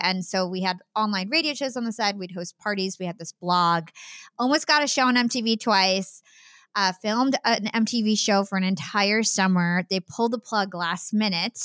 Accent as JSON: {"language": "English", "region": "New Jersey", "country": "United States", "also_born_or_lived": "Brooklyn, New York", "said": "my family, we are from New Jersey"}